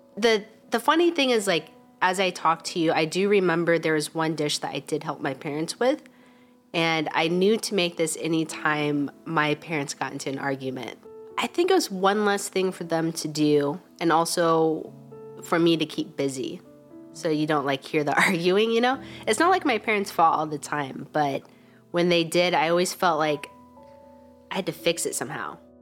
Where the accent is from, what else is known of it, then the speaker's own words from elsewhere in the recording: Wichita, Kansas, United States; I'm from Wichita, Kansas, so kind of, it, it, it is Midwest.